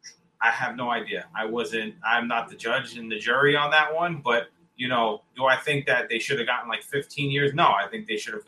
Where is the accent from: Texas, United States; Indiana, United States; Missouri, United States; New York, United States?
New York, United States; And I'm not just saying that because I'm from the New York area